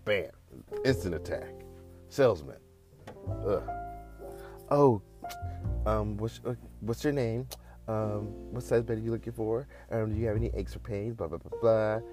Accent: the Bay Area, California, United States; I'm from the Bay

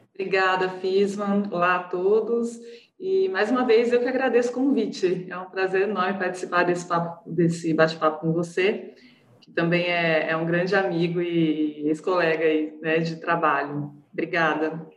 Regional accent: Jaguariúna, São Paulo, Brazil; also born or lived in Ribeirão Preto; Eu sou, eu sou de Aguariúna, interior de São Paulo

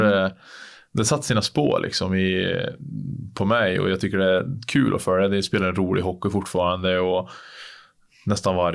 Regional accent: Sweden; men det är kul att testa på något som man aldrig, aldrig, aldrig skulle ha på sig hemma i Sverige.

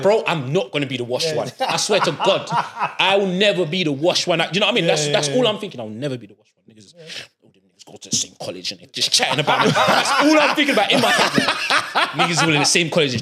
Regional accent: London, United Kingdom; I'm from Peckham

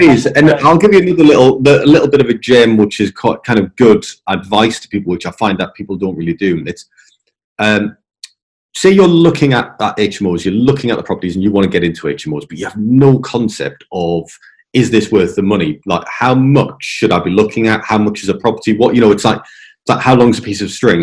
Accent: England, United Kingdom; moved away; also born or lived in Scotland; coming from England, you know, I'm in English.

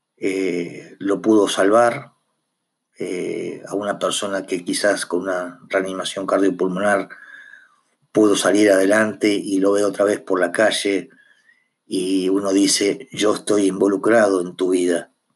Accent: Argentina; somos conscientes que somos argentinos

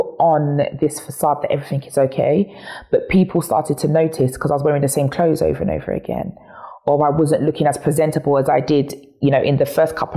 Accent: Chingford, London, United Kingdom; I'm born and raised in Chingford

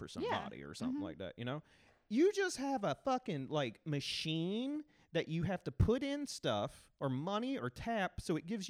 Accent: the South, United States; accent: Southern; he seemed down that I was from the South.

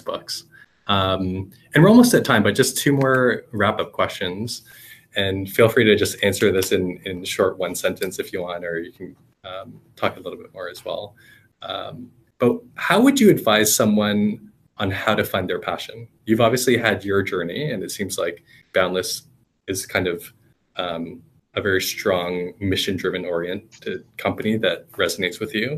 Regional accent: Canada; also born or lived in United States; a Canadian who lived in the States for a while

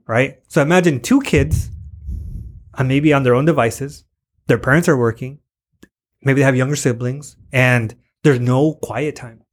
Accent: Tijuana, Baja California, Mexico; moved away; also born or lived in National City, California, United States; I live in Tijuana

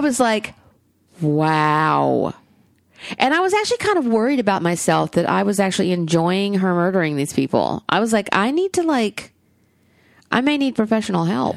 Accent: the South, United States; accent: Southern; my Southern accent

